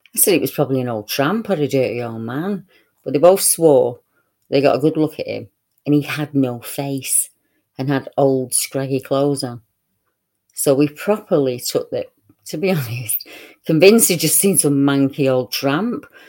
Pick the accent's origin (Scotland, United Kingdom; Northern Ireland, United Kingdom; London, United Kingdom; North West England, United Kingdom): North West England, United Kingdom; Salford; my hometown, Clusterbull Hill